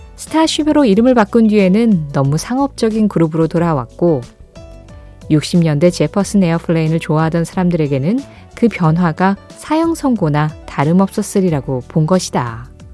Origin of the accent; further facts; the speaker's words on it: South Korea; 한국이라는 이 나라에 태어나서